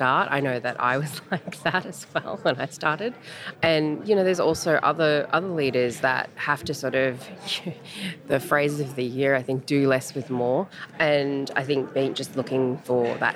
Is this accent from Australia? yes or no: yes; Australia; accent: Australian; now in Los Angeles, United States; the accent. No, I don't just speak funny. I'm Australian.